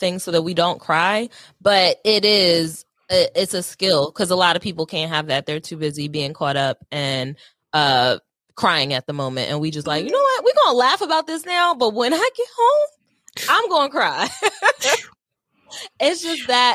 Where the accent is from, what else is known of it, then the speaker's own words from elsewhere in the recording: Wilmington, Delaware, United States; I'm from Delaware. I didn't get out of Wilmington, Delaware until probably like high school.